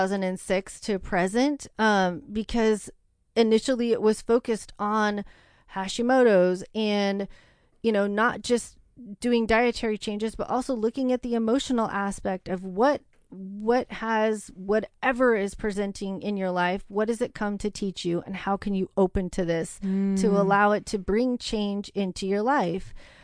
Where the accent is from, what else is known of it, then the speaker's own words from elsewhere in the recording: The Dalles, Oregon, United States; I am. Yeah. I was born in the Dalles. I was 2 miles outside of, you know, the town.